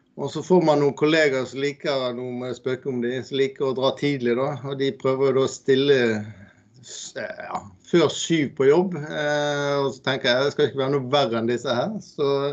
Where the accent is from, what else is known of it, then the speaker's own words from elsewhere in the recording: Bergen, Vestland, Norway; accent: Bergen dialect; now in Eastern Norway, Norway; Jeg kommer jo fra Bergen og bor her på Østlandet